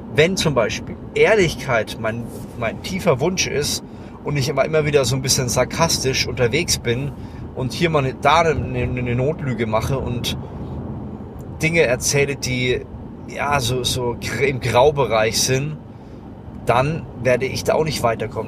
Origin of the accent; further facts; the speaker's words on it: Lower Franconia, Bavaria, Germany; ich komme aus Unterfranken